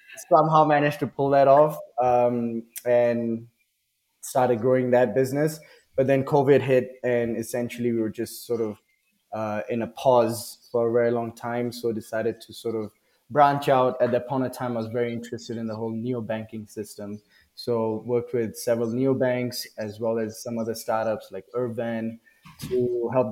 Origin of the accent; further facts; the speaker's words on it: Singapore; moved away as an adult; also born or lived in Delhi, India; now in Mexico; I was born in Delhi, grew up in Singapore, did all my education, army, university, all